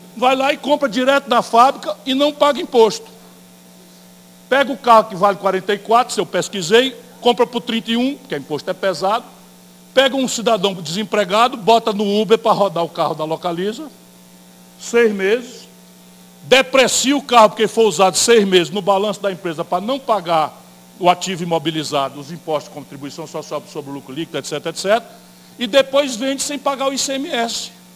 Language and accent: Portuguese; interior of Ceará, Brazil; eu venho do interior do Ceará